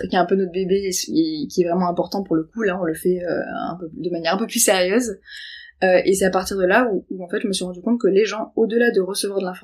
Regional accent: Nice, Provence-Alpes-Côte d'Azur, France; accent: Niçois; Euh, ah, je vois, j'ai l'accent niçois, pardon.

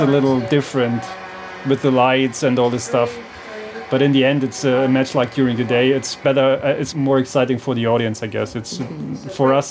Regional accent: Germany; from Germany

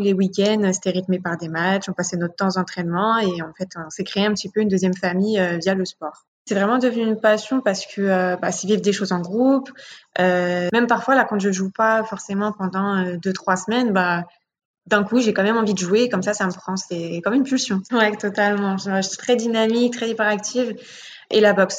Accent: Paris, Île-de-France, France; J'ai grandi à Paris dans le 18e et je suis toujours encore actuellement

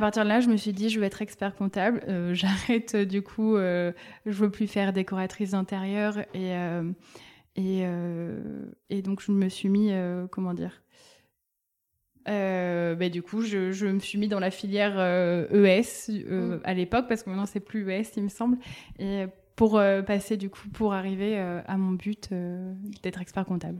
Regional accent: Bordeaux, Nouvelle-Aquitaine, France; Oui, je viens de Bordeaux. Je suis née à Bordeaux, j'ai grandi à Bordeaux.

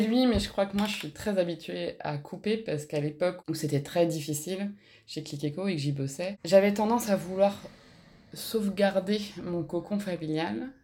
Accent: Alsace, Grand Est, France; moved away; also born or lived in Toulouse / Landes; J'ai grandi en Alsace, au euh, bulle dans la forêt

